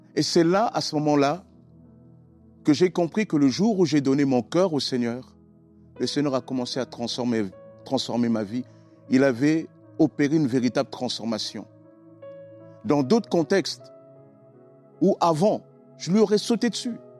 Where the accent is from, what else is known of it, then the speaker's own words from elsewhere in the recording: Sarcelles, Île-de-France, France; also born or lived in Congo-Brazzaville; now in Argenteuil, France; je suis originaire du Congo-Brazzaville. j'ai été élevé par mes grands-parents, etc. Et j'ai rejoint ma mère à l'âge de 10 ans en France